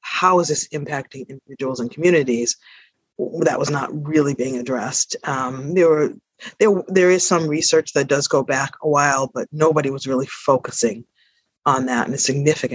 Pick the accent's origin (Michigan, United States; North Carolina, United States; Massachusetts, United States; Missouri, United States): Massachusetts, United States; Boston; moved away as an adult; also born or lived in Paris, France / South Africa; I am a Bostonian, and I was born in Boston. My parents were from the South, and they basically migrated to Boston, and that's my formative years have been spent here